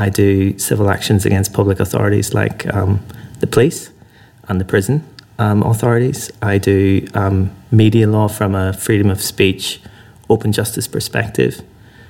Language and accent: English; Northern Ireland, United Kingdom; moved away; I came to the law from a background growing up in Northern Ireland